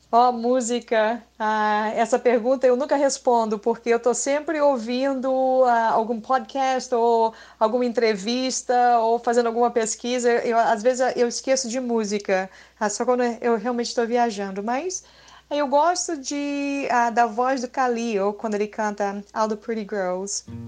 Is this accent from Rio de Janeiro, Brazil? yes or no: yes; Rio de Janeiro, Brazil; moved away as an adult; also born or lived in Boston, Massachusetts; now in United States; quando eu me mudei do Rio de Janeiro a, ah, para Boston. E eu nasci na praia